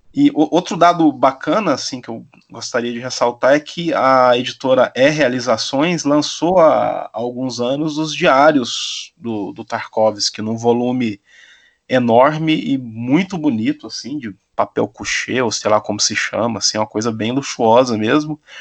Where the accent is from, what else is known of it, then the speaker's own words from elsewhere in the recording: Silvânia, Goiás, Brazil; na cidade onde eu fui criado, aí no interior de Goiás, Silvânia